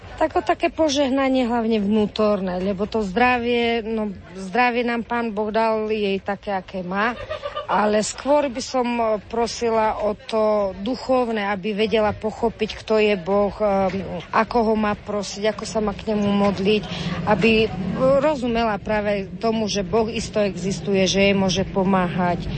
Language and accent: Slovak; Trstená, Žilina Region, Slovakia; sme z Trstenej z Oravy